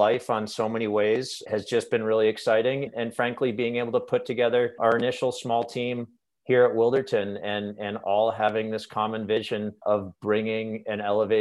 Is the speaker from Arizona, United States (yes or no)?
no; outside of Boston, Massachusetts, United States; moved away as an adult; now in Oregon, United States; I grew up outside of Boston, but landed in Oregon 24 years ago now